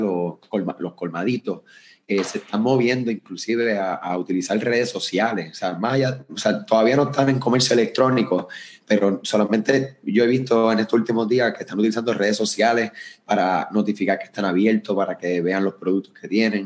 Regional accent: Puerto Rico; soy de acá de Puerto Rico, eh, yo me encuentro en el área de San Juan

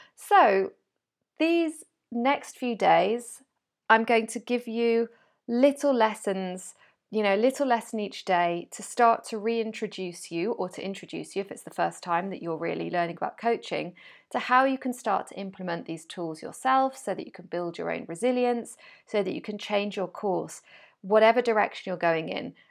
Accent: Wales, United Kingdom; moved away as an adult; also born or lived in France; now in Spain; I was born in Wales. I grew up in Wales.

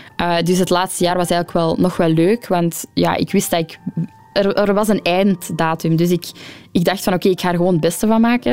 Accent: Ghent, Flanders, Belgium; also born or lived in Antwerp; ik ben geboren in Gent

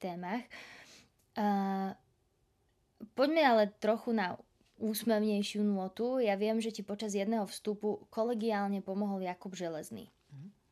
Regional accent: Bánovce nad Bebravou, Trenčín Region, Slovakia; Ja som z Banoviec nad Bebravou

